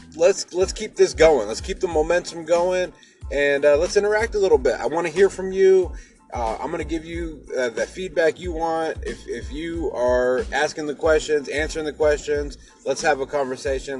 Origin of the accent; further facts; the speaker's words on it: Seattle, Washington, United States; I'm from Seattle, Washington.